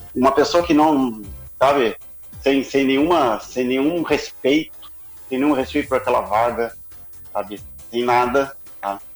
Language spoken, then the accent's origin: Portuguese; Brazil; eu, como brasileiro